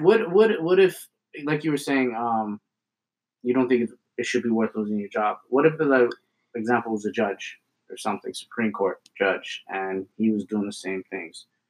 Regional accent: Ontario, Canada; now in Alberta, Canada; Living, growing up in Ontario and then moving to Alberta

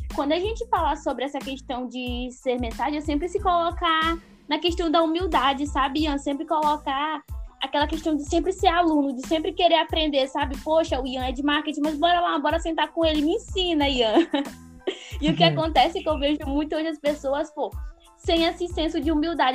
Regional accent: Northeast Region, Brazil; como eu sou do Nordeste

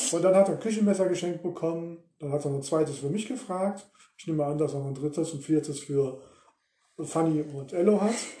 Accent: Ruhr area, North Rhine-Westphalia, Germany; wir kommen aus dem Ruhrgebiet

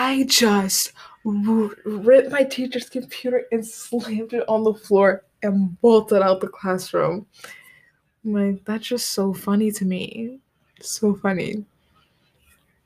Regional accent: United States; being an American, going to an American high school

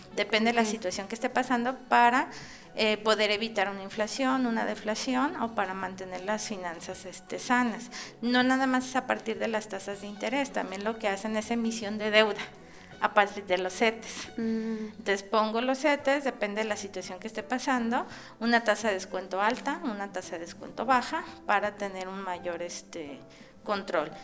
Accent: Mexico; como investigadores, como académicos y como este mexicanos

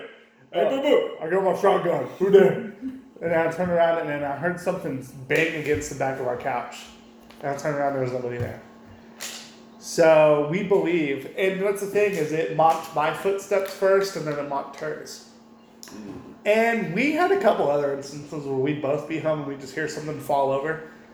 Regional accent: Minnesota, United States; I'm from Minnesota.

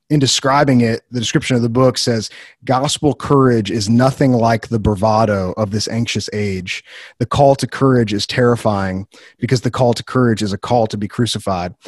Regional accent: Wheaton, Illinois, United States; moved away as an adult; I grew up in Wheaton, which is a central hub of, I don't know, American Christianity

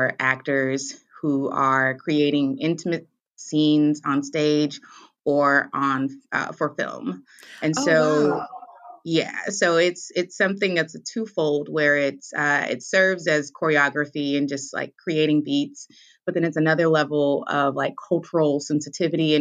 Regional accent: Louisville, Kentucky, United States; now in Chicago, United States; I'm originally from Louisville, Kentucky, but I currently hail in Chicago.

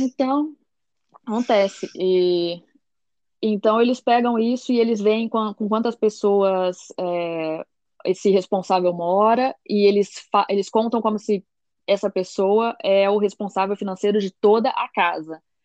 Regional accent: Brazil; moved away as an adult; now in Belgium; eu vinha do Brasil

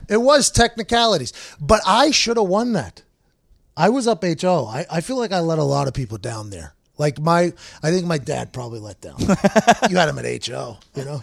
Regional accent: Pittsburgh, Pennsylvania, United States; I grew up in Pittsburgh playing football a lot

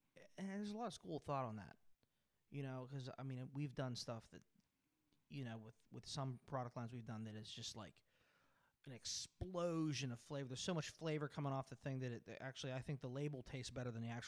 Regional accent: Pittsburgh, Pennsylvania, United States; I'm from Pittsburgh

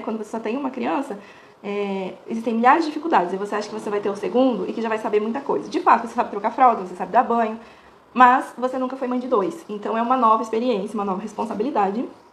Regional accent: Porto Feliz, São Paulo, Brazil; Eu sou natural de Porto Feliz, é, bem próximo à, à, capital, né? De São Paulo, mas é ali do ladinho de Sorocaba, Itu. É, cresci minha vida toda lá

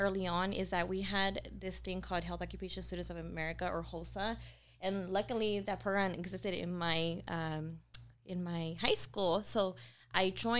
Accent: Houston, Texas, United States; moved away; I was born in Houston, and like I mentioned, from the hood

